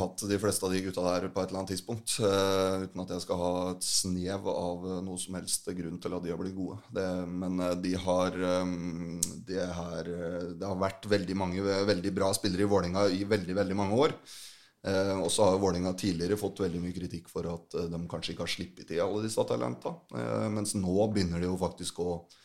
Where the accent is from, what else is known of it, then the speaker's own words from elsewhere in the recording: Fredrikstad, Østfold, Norway; jeg, er, fra Fredrikstad